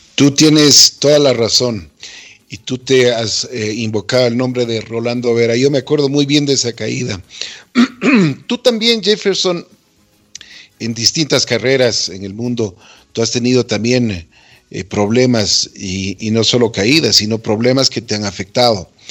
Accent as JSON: {"language": "Spanish", "country": "Ecuador"}